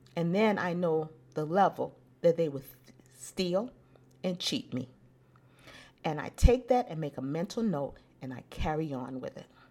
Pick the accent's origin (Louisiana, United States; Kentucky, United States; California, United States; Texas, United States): California, United States; Los Angeles; Growing up in South Central